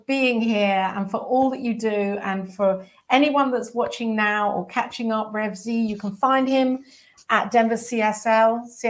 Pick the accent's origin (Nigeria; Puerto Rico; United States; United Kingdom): United Kingdom; England; I'm English.